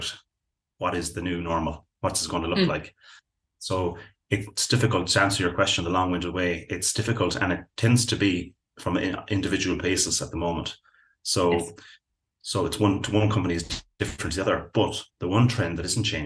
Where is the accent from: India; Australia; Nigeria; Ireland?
Ireland; Belmullet, Connacht; my hometown, which is Balmullet, which is way out on the West Coast